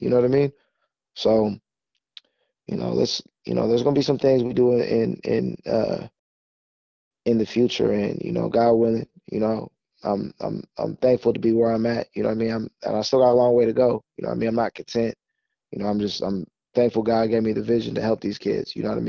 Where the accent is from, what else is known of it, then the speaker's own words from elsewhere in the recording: Fresno, California, United States; moved away as an adult; now in Los Angeles, United States; We're too small, man. We're from Fresno. We ain't like that. We ain't like LA. When I moved to LA this past year